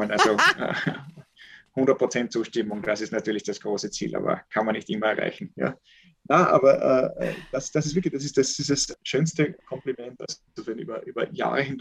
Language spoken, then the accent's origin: German; Carinthia, Austria; wenn ich bei mir daheim, wo ich aufgewachsen bin, im, im Lavantal oder sogar wenn ich den, den, den unterkärntner Raum